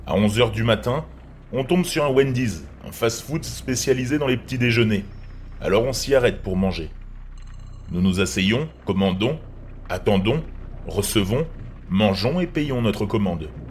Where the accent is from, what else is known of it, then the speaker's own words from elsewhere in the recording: France; Bonjour Robert, je viens de France